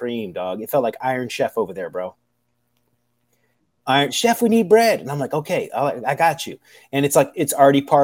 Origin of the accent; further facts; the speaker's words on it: United States; I'm American